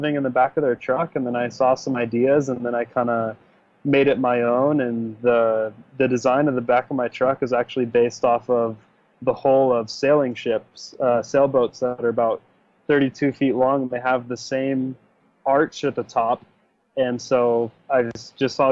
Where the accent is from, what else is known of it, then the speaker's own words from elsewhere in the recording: Clark Fork, Idaho, United States; I'm from Clark Fork, Idaho, which is a small town way up north by Lake Ponderé. And it's about 500 people, really tiny. But yeah, I grew up there